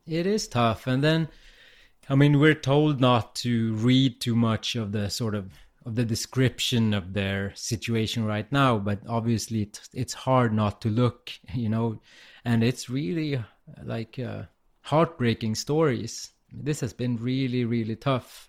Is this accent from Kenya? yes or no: no; Umeå, Västerbotten County, Sweden; I'm in my hometown, Umeå, in the north of Sweden.